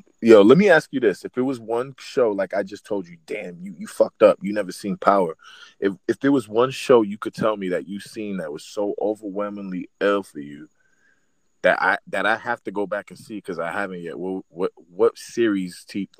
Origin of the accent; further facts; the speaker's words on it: the South, United States; I'm from the South.